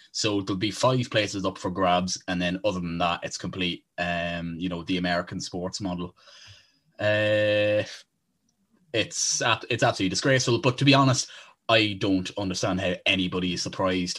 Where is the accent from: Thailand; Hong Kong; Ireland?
Ireland; We are from Ireland